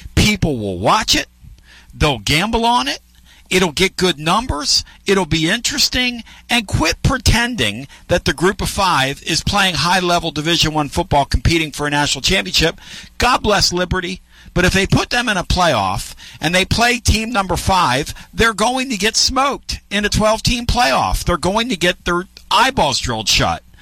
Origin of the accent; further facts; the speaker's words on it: Newark, Delaware, United States; moved away; I grew up right near Newark, Delaware, which is right where uh, you know University of Delaware is